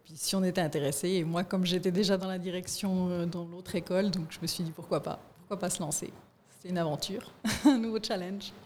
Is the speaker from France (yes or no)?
no; Fribourg, Switzerland; je suis née à Fribourg